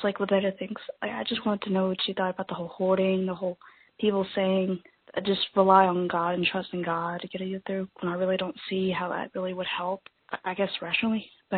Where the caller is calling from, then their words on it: Louisiana, United States; I'm from Louisiana.